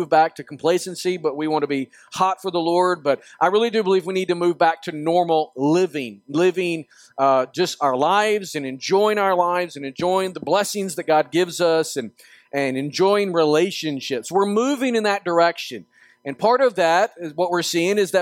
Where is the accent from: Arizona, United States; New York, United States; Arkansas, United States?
Arkansas, United States; Northwest; I grew up in Arkansas, Northwest Arkansas